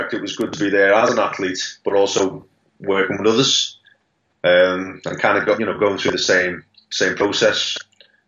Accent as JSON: {"language": "English", "town": "Liverpool", "region": "North West England", "country": "United Kingdom", "said": "I'm from Liverpool."}